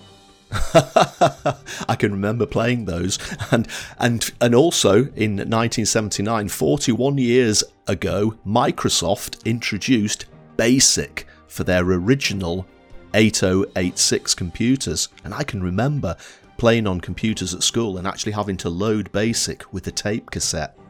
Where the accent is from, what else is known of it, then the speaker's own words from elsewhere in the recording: Blackpool, North West England, United Kingdom; accent: Northern English; I was brought up in Blackpool in the north of England